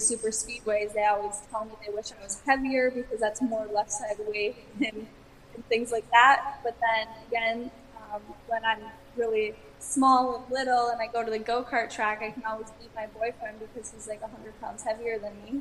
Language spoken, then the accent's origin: English; Wisconsin, United States; so I grew up in Wisconsin